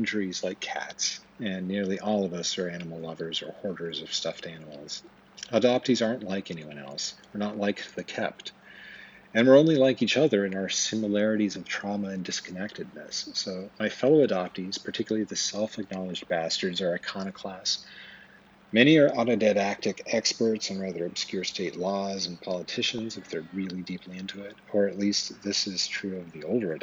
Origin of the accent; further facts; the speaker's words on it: Twin Falls, Idaho, United States; I was born on April 15th, 1974 at the Magic Valley Regional Medical Center in Twin Falls, Idaho